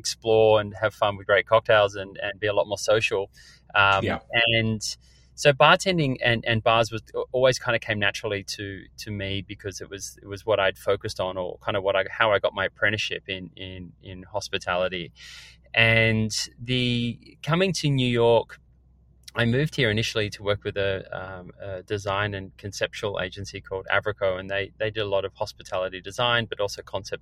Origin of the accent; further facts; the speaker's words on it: Australia; now in United States; I grew up in Australia and my mum is a chef and a food writer